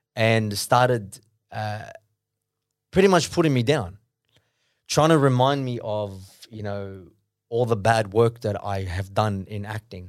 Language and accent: English; Sydney, New South Wales, Australia; born in Australia.